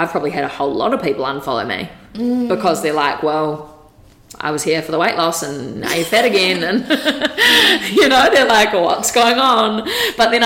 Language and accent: English; Wellington, New Zealand; moved away as an adult; now in Gold Coast, Australia; from Wellington. Okay. Yeah. Well, actually, I was born on the Gold Coast, but like, I haven't really lived here